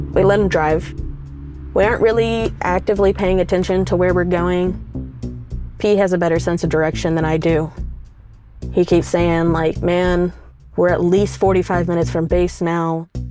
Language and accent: English; the South, United States; we're both from the South